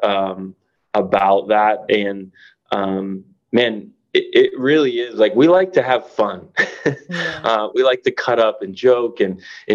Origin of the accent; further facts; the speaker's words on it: the South, United States; I grew up in the South